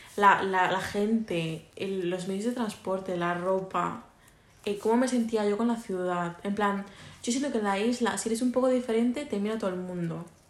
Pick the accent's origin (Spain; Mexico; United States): Spain; Mallorca, Balearic Islands; estamos muy limitados por ser una isla